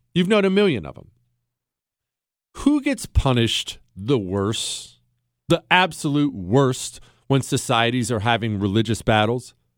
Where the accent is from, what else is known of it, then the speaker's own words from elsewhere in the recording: Bozeman, Montana, United States; also born or lived in the Rockies; now in Texas, United States; I grew up in the Rockies. I moved to Bozeman, Montana when I was a kid